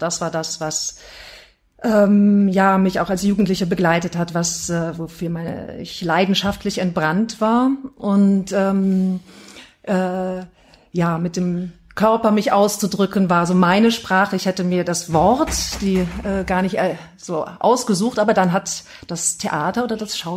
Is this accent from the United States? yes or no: no; Heidelberg, Baden-Württemberg, Germany; born there; also born or lived in Duisburg; now in Oberhausen, Germany; gar nicht immer in Oberhausen gewohnt, sondern zwischenzeitlich auch mal in Duisburg. Ähm, bin aber gebürtige Heidelbergerin, komme also aus einer ganz anderen Region ähm, genau, Süddeutschland